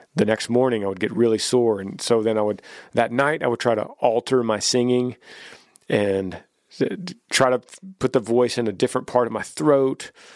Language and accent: English; Texas, United States; our home state of Texas